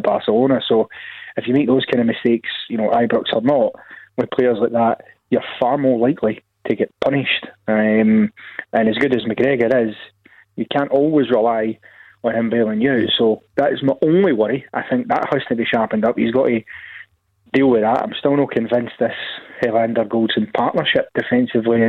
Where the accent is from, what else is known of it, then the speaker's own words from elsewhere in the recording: Scotland, United Kingdom; being a Scot